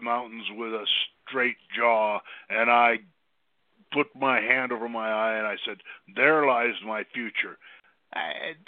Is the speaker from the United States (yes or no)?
yes; Midwest, United States; moved away; also born or lived in Minnesota / South Dakota / California; I grew up in the Midwest in two places pretty much. One in a small town in Minnesota, and the other was with my grandparents on a small, pretty tough little farm in South Dakota